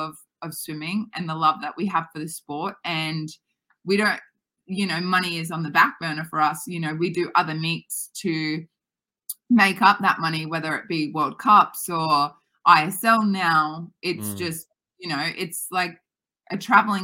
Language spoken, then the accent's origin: English; Australia; we know it here in Australia